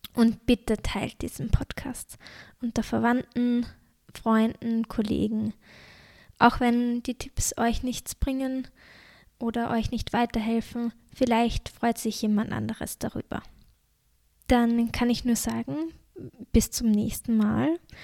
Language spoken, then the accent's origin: German; Austria; accent: Austrian dialect; ich komme, wie man es wahrscheinlich auch an meinem Dialekt merkt, obwohl ich versuche, schön nach der Schrift zu reden, aus Österreich